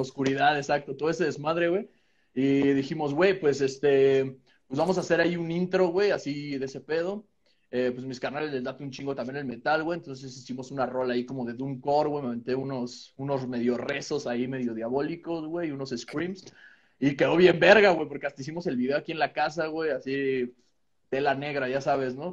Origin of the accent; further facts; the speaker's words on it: Calacoaya, State of Mexico, Mexico; estaba entrando a la secundaria en un pinche pueblo que se llama Calacuaya